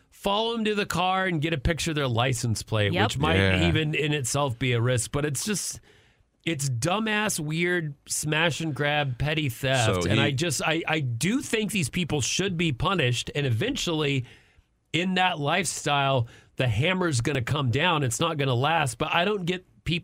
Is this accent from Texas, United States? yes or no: yes; Amarillo, Texas, United States; I'm not a rancher, even though I'm from Amarillo